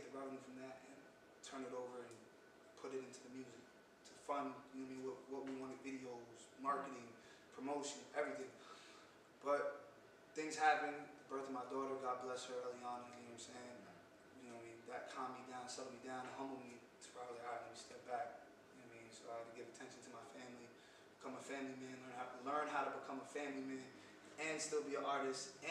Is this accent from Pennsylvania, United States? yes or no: no; New York City, New York, United States; I was born in the Bronx